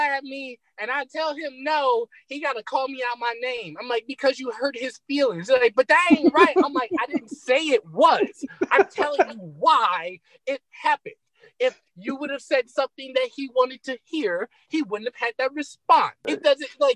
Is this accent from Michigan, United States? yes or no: yes; Detroit, Michigan, United States; I'm from Detroit